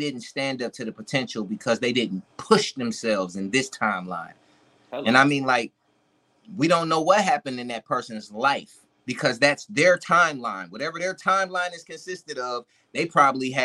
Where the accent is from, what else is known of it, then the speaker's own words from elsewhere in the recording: Milwaukee, Wisconsin, United States; moved away; I'm originally from Milwaukee